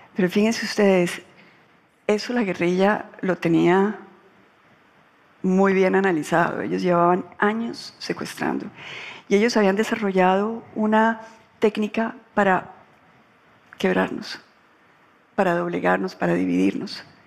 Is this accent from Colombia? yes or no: yes; Colombia; cuando yo ingresé a la política en Colombia, yo pensé que yo aguantaba todas las temperaturas. Yo quería acabar con la corrupción en mi país